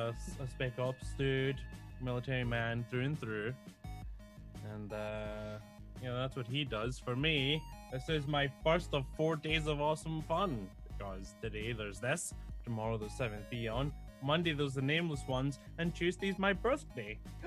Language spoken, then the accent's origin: English; Scotland, United Kingdom; I'm not a ginger, I'm just Scottish.